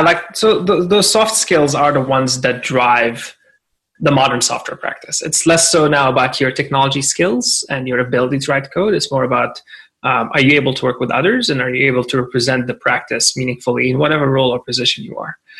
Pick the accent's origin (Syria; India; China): Syria; now in Toronto, Canada; I'm Syrian Canadian and I'm very proud of my heritage and my history. And uh, I came to Canada in 2005